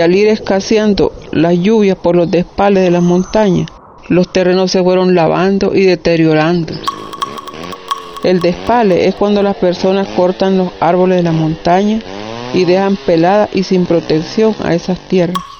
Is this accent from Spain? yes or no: no; Pueblo Nuevo, Estelí, Nicaragua; Soy de la comunidad del Colorado, municipio de Pueblo Nuevo, Estelí, en Nicaragua